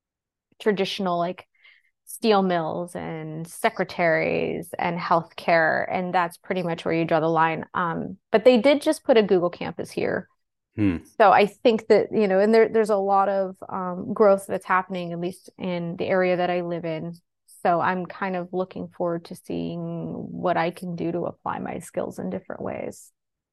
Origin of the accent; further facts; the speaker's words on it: Pennsylvania, United States; I grew up in Pennsylvania, about 45 miles north of Pittsburgh.